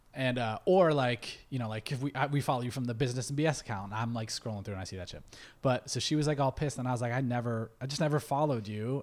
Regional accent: Ohio, United States; now in Los Angeles, United States; we're from Ohio

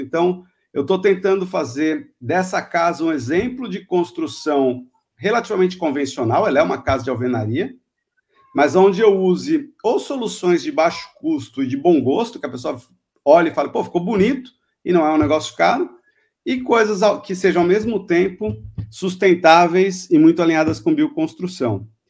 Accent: Itanhaém, São Paulo, Brazil; moved away; Eu sou originalmente de Itanhaém, mas Fiquei fora daqui por 40 anos, voltei agora

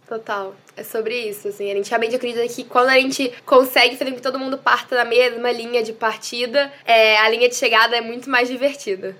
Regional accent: Goiânia, Goiás, Brazil; moved away; eu sou de Goiânia, é, no Brasil

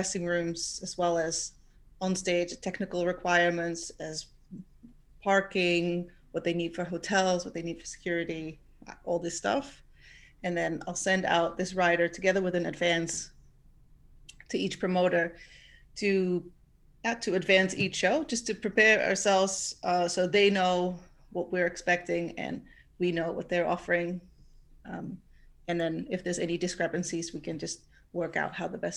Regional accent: southern Netherlands, Netherlands; now in Amsterdam, Netherlands; I am from the south of the Netherlands, but I live in Amsterdam

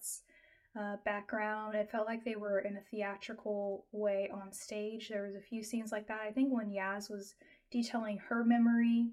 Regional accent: United States; I'm American

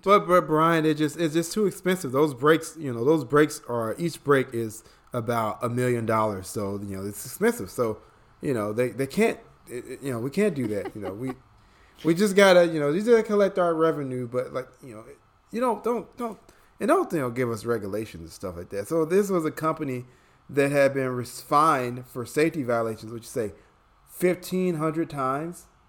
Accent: Chicago, Illinois, United States; now in Atlanta, United States; I'm born and raised in Chicago. I live in Atlanta, Georgia nowadays.

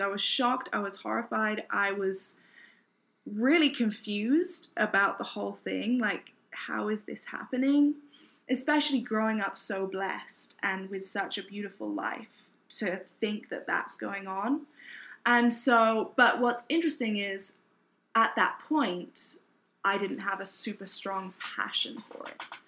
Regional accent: United Kingdom; moved away as an adult; also born or lived in Newport, Wales / Kent, England; now in United States; my parents moved to southeast England, Kent, uh, when I was about one and a half, two years old

